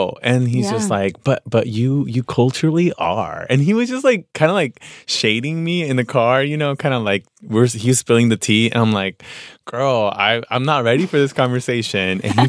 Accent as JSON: {"language": "English", "region": "Veracruz", "country": "Mexico", "lives_now": "Los Angeles, United States", "said": "And I'm like, well, I'm from Veracruz, pero vivo en Los Angeles."}